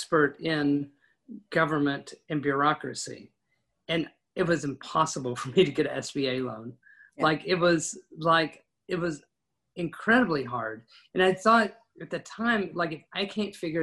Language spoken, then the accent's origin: English; West Texas, United States; I grew up in West Texas